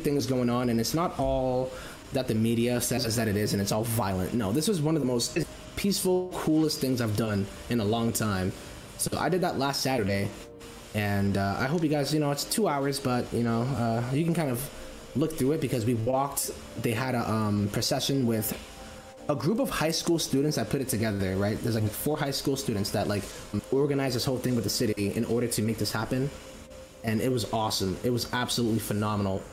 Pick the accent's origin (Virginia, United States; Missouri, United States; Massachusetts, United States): Massachusetts, United States; we call ourselves massholes because I'm from Massachusetts.